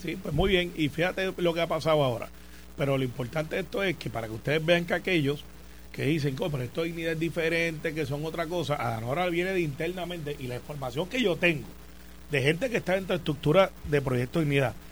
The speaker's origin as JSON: {"language": "Spanish", "country": "Puerto Rico", "said": "Como buen puertorriqueño"}